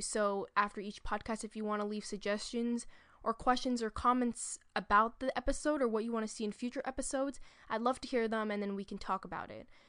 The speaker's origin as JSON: {"language": "English", "town": "New York City", "region": "New York", "country": "United States", "said": "I'm from New York City"}